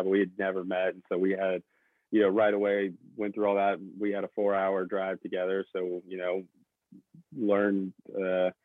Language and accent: English; the South, United States; I grew up in the South, still live in the South in the U.S.